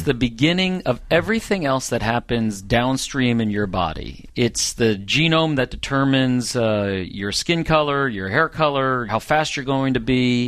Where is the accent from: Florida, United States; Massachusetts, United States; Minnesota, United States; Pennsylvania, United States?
Pennsylvania, United States; Norristown; I grew up in a suburb of Philadelphia, Pennsylvania, Norristown, Pennsylvania